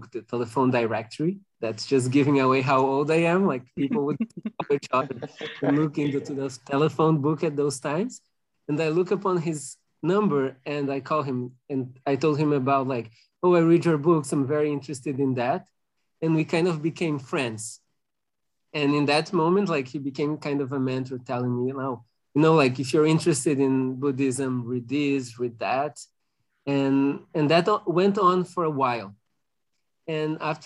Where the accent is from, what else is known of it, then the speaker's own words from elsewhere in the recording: Porto Alegre, Rio Grande do Sul, Brazil; moved away as an adult; also born or lived in France; I'm currently in Brazil, in Porto Alegre. That's my hometown, even though I work in France